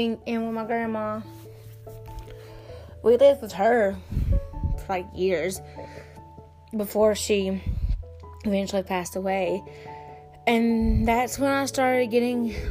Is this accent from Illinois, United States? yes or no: no; South Carolina, United States; I grew up, I can't really say like where, but I grew up in South Carolina